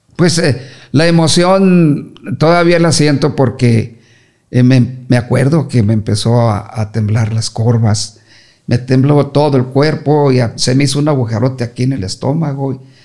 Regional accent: Torreón, Coahuila, Mexico; moved away as an adult; also born or lived in Chihuahua / Ciudad Juárez; yo siempre salí de, de Torreón a Juárez

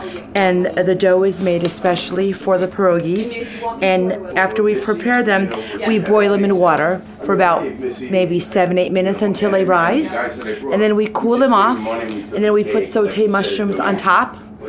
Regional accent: United States; My parents were born in Ukraine. I was born in America, but I speak Ukrainian, I write Ukrainian, I read in Ukrainian, I teach Ukrainian as well.

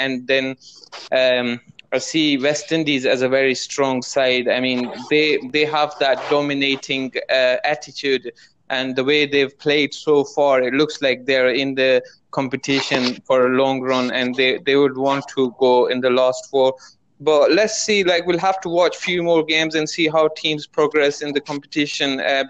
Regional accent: Pakistan; being a Pakistani fan and trusting in our team and our previous results

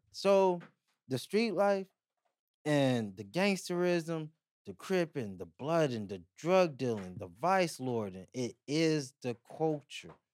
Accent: Pomona, California, United States; growing up in Pomona, walking to school, I remember being on the north side

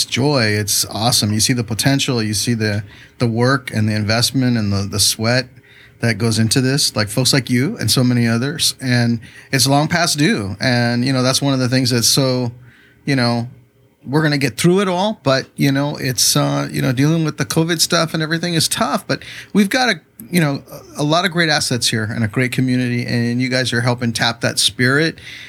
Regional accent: Chula Vista, California, United States; also born or lived in San Diego / National City; Born in San Diego, lived the first few years of my life in National City, and then moved to Chula Vista when I was barely 5 years old. So I spent my whole life here.

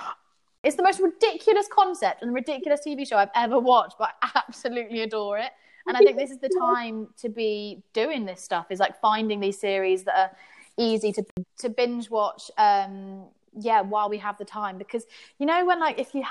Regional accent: England, United Kingdom; as English people

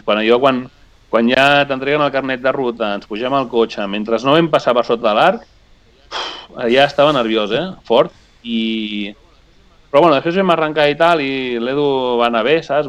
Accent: Spain; jo sóc de l'Eia originàriament

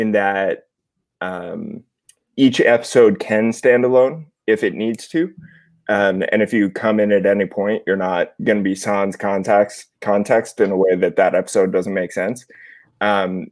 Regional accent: outside New York City, Connecticut, United States; moved away; also born or lived in Los Angeles; I'm from outside New York City, Connecticut, originally, about 45 minutes by train

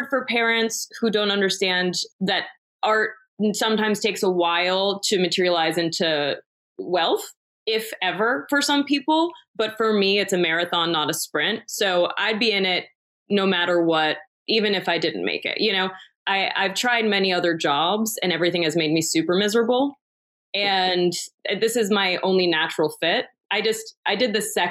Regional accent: New York, United States; moved away as an adult; now in Los Angeles, United States; so I'm from New York originally, born and raised in New York

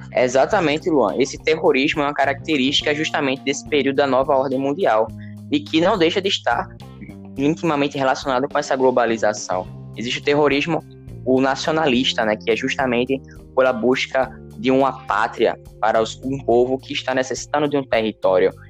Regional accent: Brazil; nós, brasileiros ou outros latinos, não somos americanos

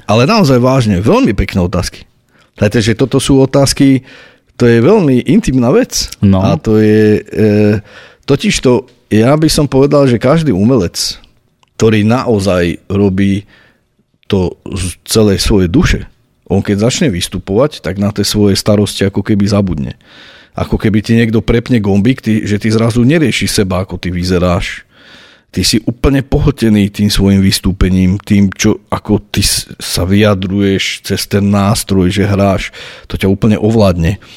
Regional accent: Nitra, Nitra Region, Slovakia; ja som sa narodil v Nitre, som Nitran, žijem tu, pracujem tu, tvorím tu

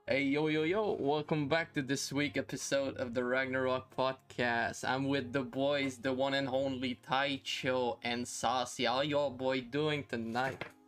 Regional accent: Canada; I'm Canadian

